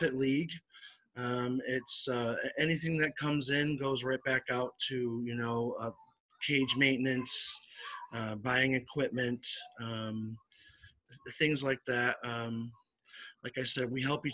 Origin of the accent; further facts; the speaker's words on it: Syracuse, New York, United States; now in Florida, United States; I'm originally from upstate New York, but yes, I reside in Florida now